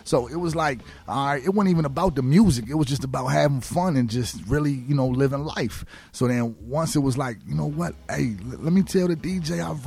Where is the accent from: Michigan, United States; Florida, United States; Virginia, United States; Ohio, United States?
Virginia, United States; Alexandria; also born or lived in Woodbridge, Virginia; I grew up in Alexandria, Virginia for like 10 years